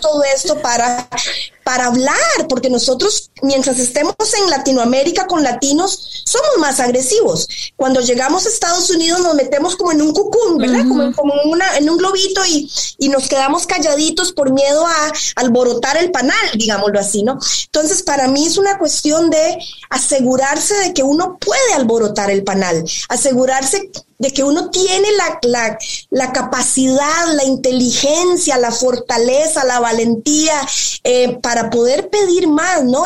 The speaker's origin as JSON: {"language": "Spanish", "country": "Costa Rica", "tie": "born or raised there", "also_born_or_lived": "Spain", "moved": "as an adult", "said": "yo soy tica, soy costarricense de cepa, de arroz, frijoles y plátano maduro"}